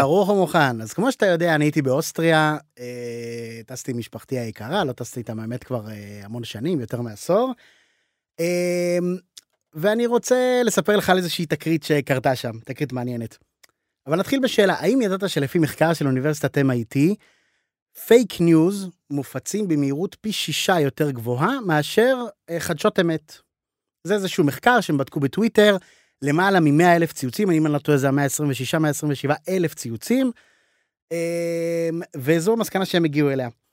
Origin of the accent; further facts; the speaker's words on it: Israel; אני ישראלי